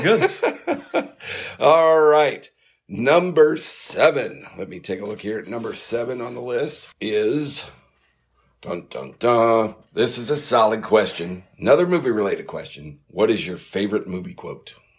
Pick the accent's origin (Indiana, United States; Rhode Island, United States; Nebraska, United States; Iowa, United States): Iowa, United States; West Burlington; now in North Carolina, United States; my hometown of Burlington, Iowa, West Burlington, Iowa